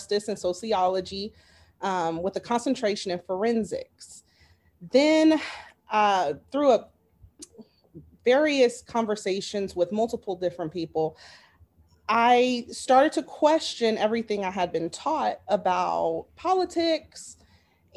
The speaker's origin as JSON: {"language": "English", "town": "Las Vegas", "region": "Nevada", "country": "United States", "also_born_or_lived": "Arizona", "moved": "yes", "lives_now": "North Carolina, United States", "said": "I'm from Vegas, graduated from University of Arizona."}